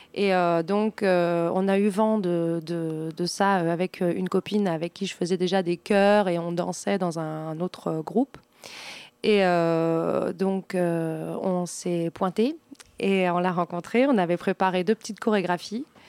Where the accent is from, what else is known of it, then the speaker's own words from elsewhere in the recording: Val-d'Oise, Île-de-France, France; Je ne suis pas vendéenne. Je suis euh, du, je suis née dans le Val d'Oise.